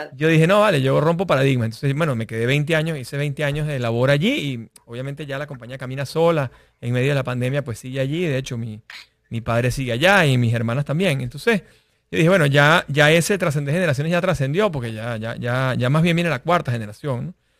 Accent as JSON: {"language": "Spanish", "country": "Venezuela", "moved": "yes", "said": "yo soy venezolano"}